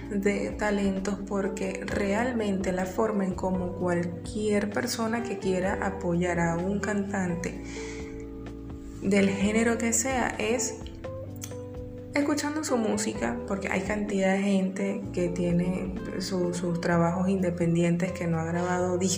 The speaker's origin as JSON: {"language": "Spanish", "country": "Venezuela", "accent": "Venezuelan", "said": "Si todo el mundo sabe que yo soy venezolana y estoy participando en el, en el concurso"}